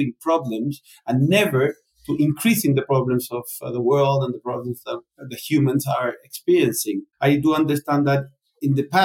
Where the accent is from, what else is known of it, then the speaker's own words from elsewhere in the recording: Chile; also born or lived in Spain / Argentina; I'm Chilean and Spaniard. I was born in Chile